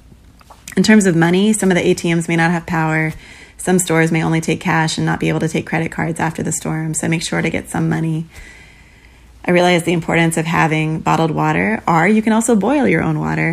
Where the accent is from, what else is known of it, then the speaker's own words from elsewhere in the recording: Houston, Texas, United States; I'm from Houston, so I've gotten to experience my fair share of storms.